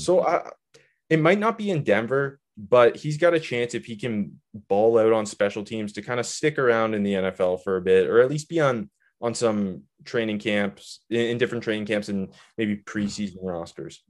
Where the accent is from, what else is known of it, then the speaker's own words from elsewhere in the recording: Canada; I'm from Canada, but I used to go to Myrtle Beach